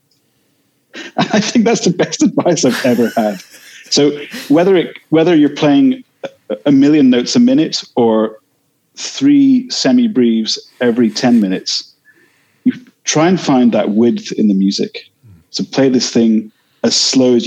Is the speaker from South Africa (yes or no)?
no; Edinburgh, Scotland, United Kingdom; growing up in Edinburgh in the 80s